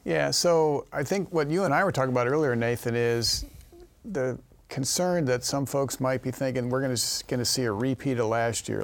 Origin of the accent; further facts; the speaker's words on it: Missouri, United States; my home state, Missouri